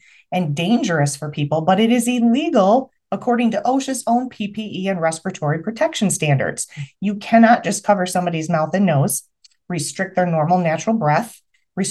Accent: Michigan, United States; I'm from Michigan

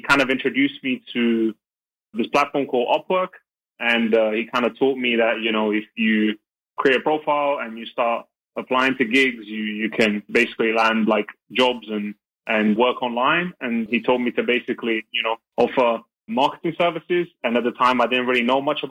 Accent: London, United Kingdom; now in Belgium; I'm from London, from the UK, but I'm based out of Belgium

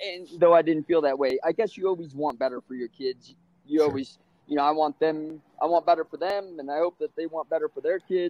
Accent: San Bernardino, California, United States; I grew up in San Bernardino, California.

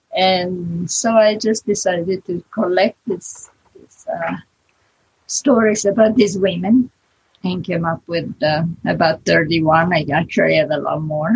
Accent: Italy; accent: Italian; English is a second language; moved away as an adult; now in United States; I was born in Italy, born and raised in Italy, so I never get rid of the Italian accent

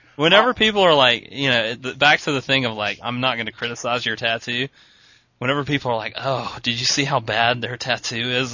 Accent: East Coast, United States; we're from the East Coast and our surf comes from hurricanes a lot

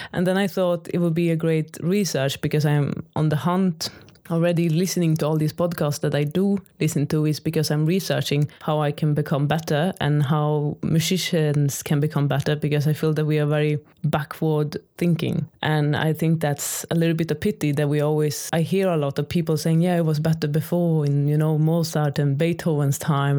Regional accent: Sweden; first language Swedish; English is a second language; moved away as an adult; now in Maastricht, Netherlands; I am Swedish

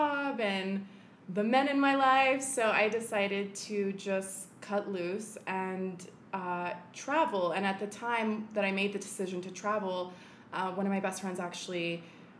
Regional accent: Santa Fe, New Mexico, United States; moved away as an adult; also born or lived in New York City; I'm originally from Santa Fe, New Mexico, but I've spent the last 8 years in New York City

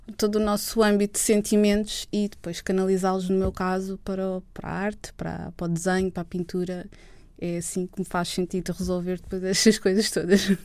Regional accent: Lisbon, Portugal; Eu sempre vivi uh, na área de Lisboa e sempre vivi hum, ao pé do rio, ao pé do mar

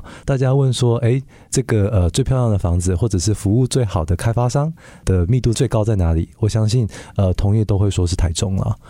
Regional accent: Canada; 因为我自己在加拿大长大的哈，那呃我自己就是对于这个呃移民啊，或者是说呃像海外。的同胞啊

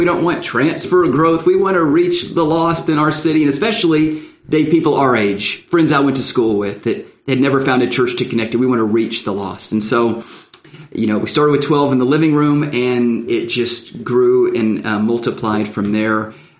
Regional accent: Lubbock, Texas, United States; to go back home, to my hometown, which was Lubbock out in West Texas.

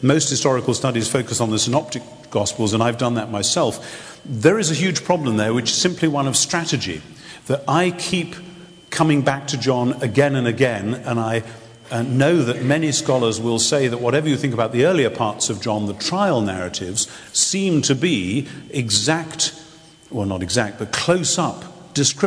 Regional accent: England, United Kingdom; somebody who is an English Anglican

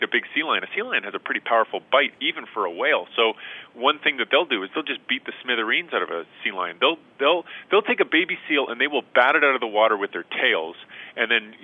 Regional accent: Edmonton, Alberta, Canada; went back home to Edmonton, where I'm from in Canada

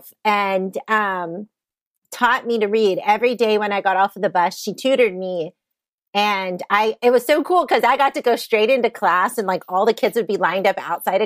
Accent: Southeast Texas, United States; moved away as an adult; now in Kansas, United States; I grew up in Southeast Texas

